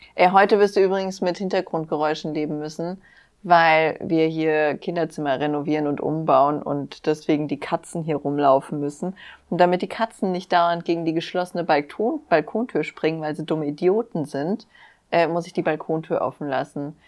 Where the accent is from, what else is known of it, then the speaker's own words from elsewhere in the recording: near Wixhausen, Hesse, Germany; also born or lived in Frankfurt; da, wo ich aufgewachsen bin, war Wixhausen in der Nähe